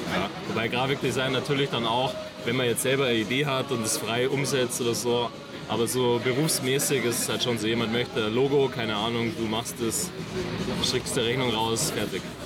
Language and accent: German; near Markt Schwaben, Bavaria, Germany; also born or lived in Sendling, Munich; now in Munich, Germany; ich komme aus der Nähe von Markt Schwaben